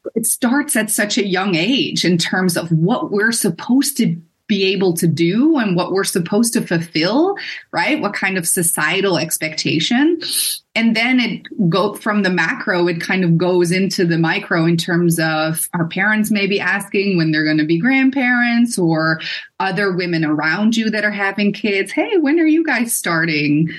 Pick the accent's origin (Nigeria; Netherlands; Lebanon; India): Netherlands; moved away as an adult; also born or lived in Boston, United States; I am a cisgender white female that is born and raised in the Netherlands.